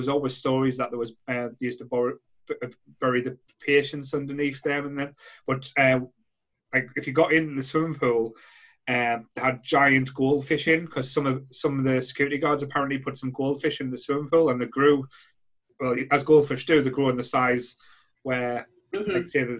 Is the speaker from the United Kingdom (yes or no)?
yes; Sunderland, North East England, United Kingdom; growing up in Rye, like I say, old mining village, like next door to Cherry Knoll Hospital